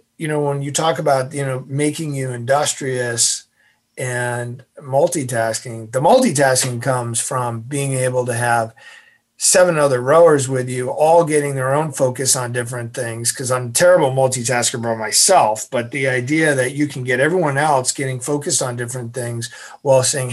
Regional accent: Massachusetts, United States; I'm from Massachusetts

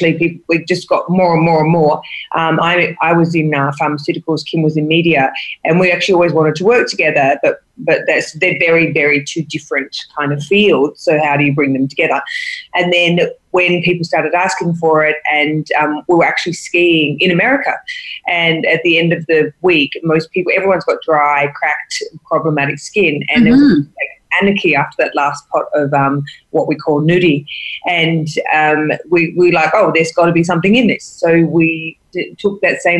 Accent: Sydney, New South Wales, Australia; we grew up in Sydney

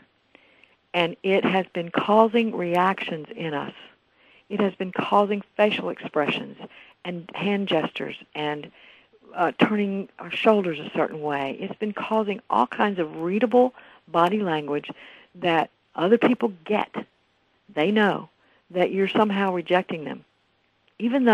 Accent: the South, United States; I grew up in the South

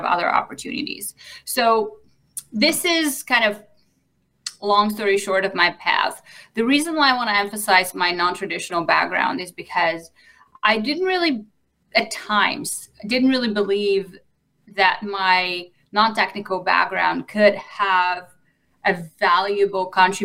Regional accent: Bulgaria; moved away as an adult; now in United States; I grew up in Bulgaria

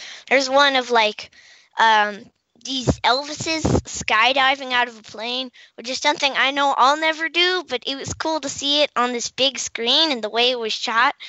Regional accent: Washington, District of Columbia, United States; my hometown of D.C.

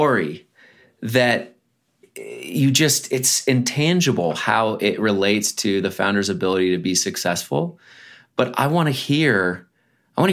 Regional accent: Erie, Pennsylvania, United States; moved away; also born or lived in Baltimore; I was born in Erie, Pennsylvania to a working class family.

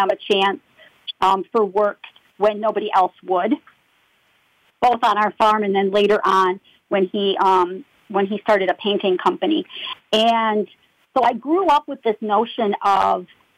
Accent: Saginaw, Michigan, United States; I was born and raised in Saginaw, Michigan, just north of Flint.

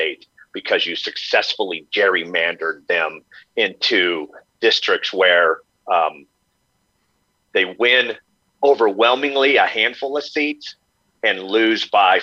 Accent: Wray, Colorado, United States; I'm from Yuma County, I'm from Ray.

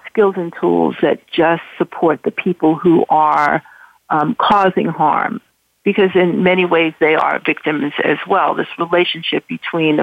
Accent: New York City, New York, United States; I grew up in Harlem, and I did a lot of work in Harlem

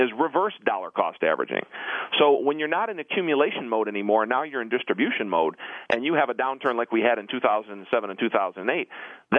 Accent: Detroit, Michigan, United States; I'm normally from Detroit, but I'm in Atlanta

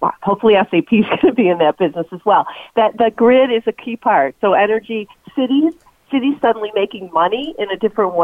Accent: Detroit, Michigan, United States; I'm from Detroit

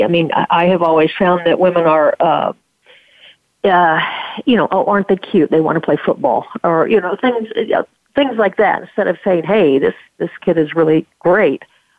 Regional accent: the South, United States; So growing up in the South, I think that was pretty much the theme.

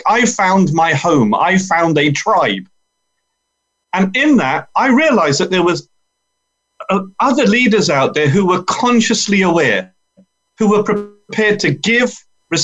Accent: London, United Kingdom; I'm from London.

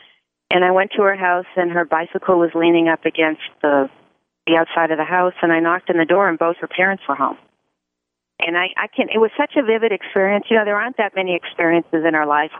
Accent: United States; I'm totally American

